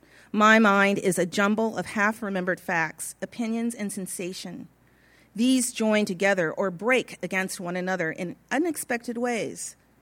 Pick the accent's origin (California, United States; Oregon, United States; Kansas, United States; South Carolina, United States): California, United States; Pasadena; I was born in Pasadena, California in 1947, and except for some scattered months of living in the desert just outside of Victorville, I lived in Pasadena until 1970.